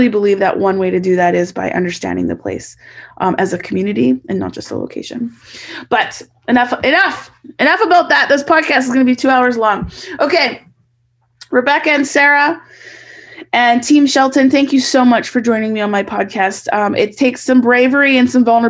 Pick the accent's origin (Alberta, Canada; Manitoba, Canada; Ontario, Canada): Alberta, Canada; Edmonton; moved away as an adult; also born or lived in British Columbia; I grew up in Northside Edmonton